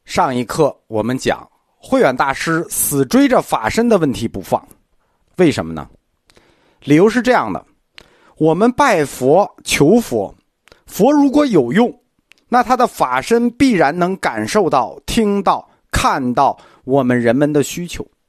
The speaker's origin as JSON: {"language": "Chinese", "country": "China", "said": "我们中国人跟印度人不一样"}